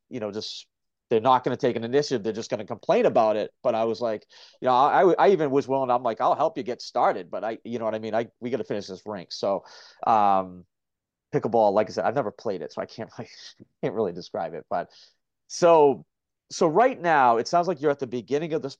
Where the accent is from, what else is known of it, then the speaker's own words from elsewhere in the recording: Gloucester, Massachusetts, United States; my hometown of Gloucester, Mass